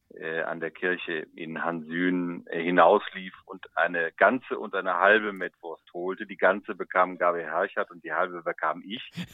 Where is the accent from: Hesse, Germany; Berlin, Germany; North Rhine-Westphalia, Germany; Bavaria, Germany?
North Rhine-Westphalia, Germany; Moers; hier in Mörs bei mir in meiner Heimatgemeinde